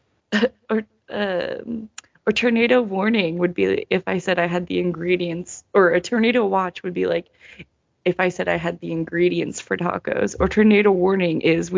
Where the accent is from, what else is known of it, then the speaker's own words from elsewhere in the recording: Pacific Northwest, United States; now in Midwest, United States; I am not from the Midwest. I am not a Midwest bitch. I am a Pacific Northwest bitch.